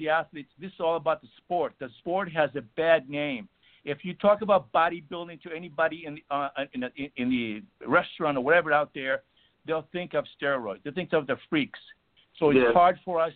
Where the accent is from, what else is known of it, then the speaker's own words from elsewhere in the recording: Greece; moved away; where I was born in Greece, Olympia was about 60 miles away from us